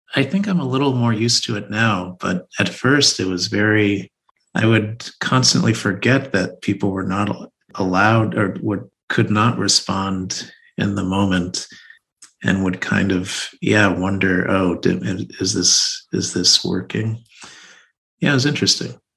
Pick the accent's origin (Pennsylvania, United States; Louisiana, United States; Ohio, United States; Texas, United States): Texas, United States; moved away as an adult; also born or lived in New York; I grew up in Texas, child of immigrants from Nigeria